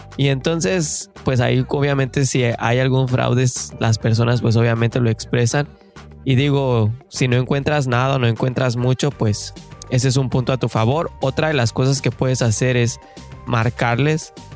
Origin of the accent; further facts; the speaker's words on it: Mexico; moved away as an adult; now in Canada; somos mexicanos de corazón que venimos a buscar el famosísimo sueño canadiense